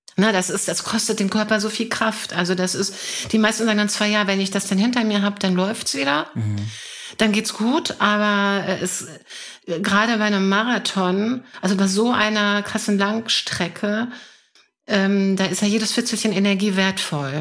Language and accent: German; Hanover, Lower Saxony, Germany; ich komme aus Hannover